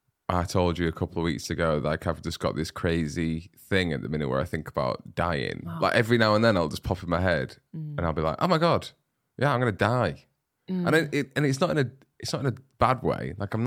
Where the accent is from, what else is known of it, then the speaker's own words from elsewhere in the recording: Bridlington, Yorkshire and the Humber, United Kingdom; And you can say that because I grew up in Brid.